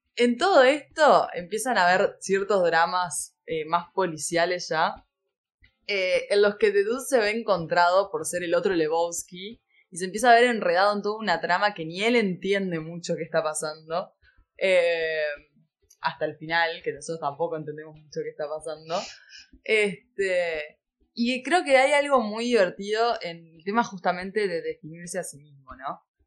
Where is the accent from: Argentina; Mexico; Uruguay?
Uruguay